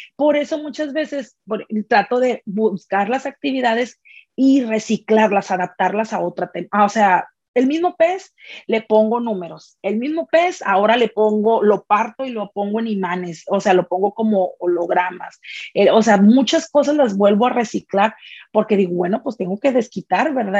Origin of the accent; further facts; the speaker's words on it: Monterrey, Nuevo León, Mexico; soy originaria de Monterrey